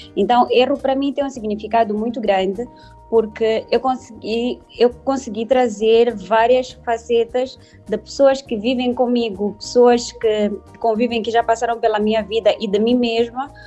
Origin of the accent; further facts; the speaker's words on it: Maputo, Mozambique; nasci na província de Maputo, em Moçambique